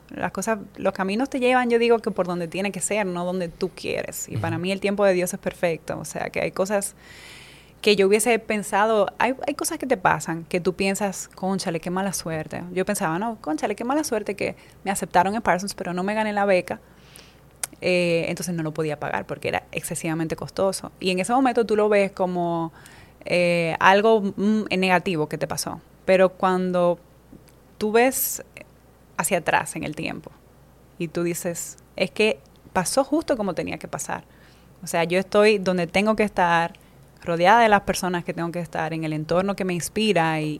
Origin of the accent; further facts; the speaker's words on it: La Romana, Dominican Republic; moved away as an adult; also born or lived in Spain; now in Madrid, Spain; Yo creo que no sé si entre ocho meses, un año, ya eh, vine a vivir aquí al país y, me crié en la, Romana, mm, soy del, del este.